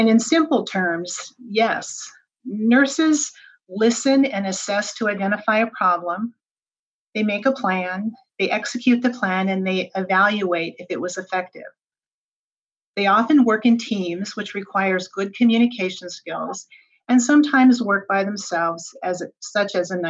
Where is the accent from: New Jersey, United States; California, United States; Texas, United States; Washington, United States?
Washington, United States; Touchet; also born or lived in Walla Walla, Washington; I was raised on a farm in Touche